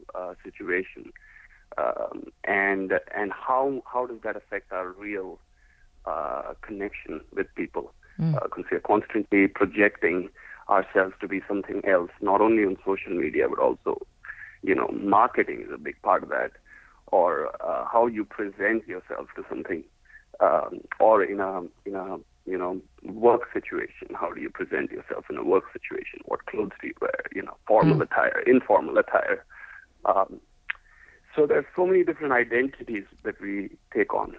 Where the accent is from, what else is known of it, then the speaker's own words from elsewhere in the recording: India; moved away; I'm originally from India